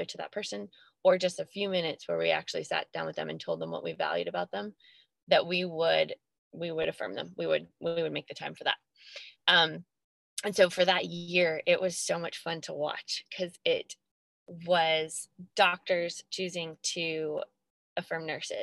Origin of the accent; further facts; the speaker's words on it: Albany, New York, United States; Albany, New York, my hometown